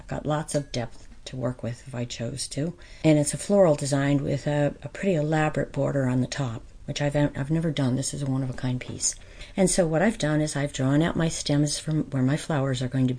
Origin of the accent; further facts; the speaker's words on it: White Mills, Pennsylvania, United States; I grew up in White Mills